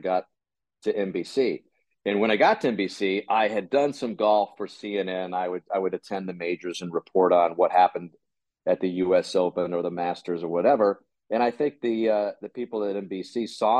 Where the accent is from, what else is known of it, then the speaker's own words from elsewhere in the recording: Tucson, Arizona, United States; I grew up in Tucson, Arizona.